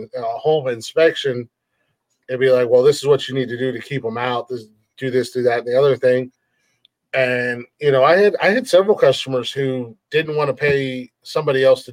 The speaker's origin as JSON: {"language": "English", "region": "Ohio", "country": "United States", "said": "I'm from Ohio"}